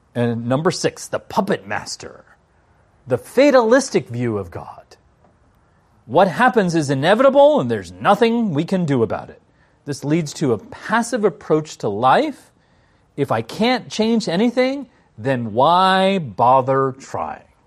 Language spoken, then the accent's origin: English; Washington, District of Columbia, United States; I'm from Washington, D C.